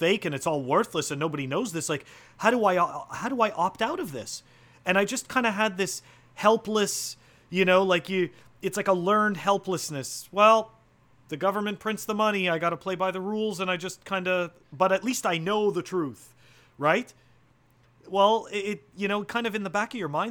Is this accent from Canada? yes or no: yes; Canada; moved away as an adult; now in United States; I'm originally a Canadian, and that's where I started my, you know, I mean, that's where I grew up and that's where I started my professional life